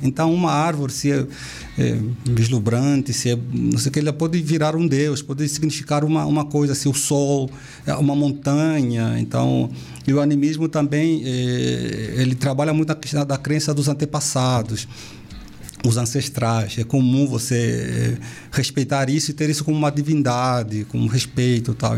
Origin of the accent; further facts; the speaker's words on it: Benguela, Angola; moved away as an adult; also born or lived in Ganda, Angola / Brazil; now in Europe; Sou de Benguela, sou menino do interior de Benguela, sou de uma cidade chamada Ganda, no interior de Benguela ainda, mais distante. Mas eu cresci em Benguela desde os 10 anos.